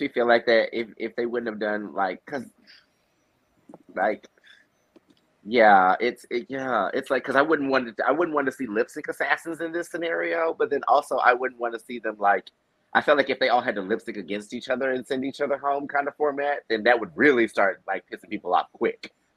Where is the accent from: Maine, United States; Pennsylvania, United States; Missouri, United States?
Missouri, United States; Southwest; now in Chicago, United States; I'm from Southwest Missouri originally